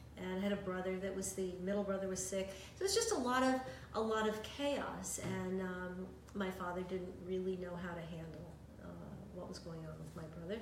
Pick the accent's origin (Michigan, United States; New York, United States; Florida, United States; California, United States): New York, United States; New York City; also born or lived in Yonkers, New York; In the Bronx, and then we moved to Yonkers